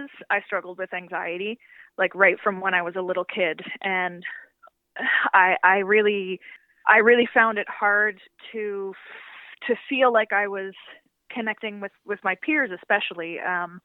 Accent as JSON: {"language": "English", "town": "Montague", "region": "Prince Edward Island", "country": "Canada", "tie": "born or raised there", "also_born_or_lived": "Hamilton, Ontario", "said": "I was born in Hamilton, Ontario, but I moved to Montague, Prince Edward Island when I was 10."}